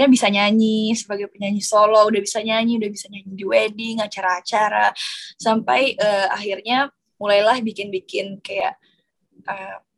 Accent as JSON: {"language": "Indonesian", "town": "Makassar", "region": "South Sulawesi", "country": "Indonesia", "said": "Apalagi aku berasal dari eh, daerah, aku berasal dari Makassar. Um, itu penuh perjuangan banget."}